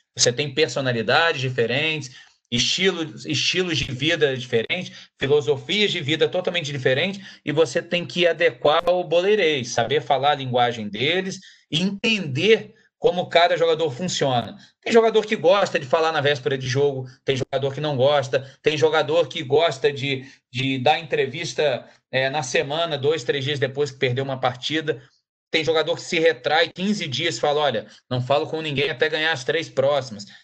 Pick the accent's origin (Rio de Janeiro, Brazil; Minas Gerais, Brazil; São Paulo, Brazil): Rio de Janeiro, Brazil; Barra Mansa; also born or lived in Volta Redonda; sou de Barra Mansa, mas é, a vida toda ali, criado Barra Mansa e Volta Redonda